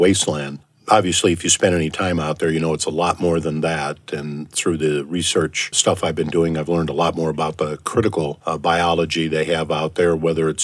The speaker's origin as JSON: {"language": "English", "region": "Minnesota", "country": "United States", "also_born_or_lived": "Arizona", "moved": "as an adult", "lives_now": "Idaho, United States", "said": "originally from Minnesota. I've been here for almost 40 years"}